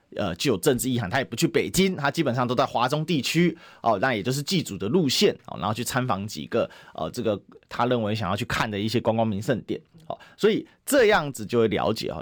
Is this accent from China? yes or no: no; Taiwan; 虽然我们是台湾人，是在风暴眼中心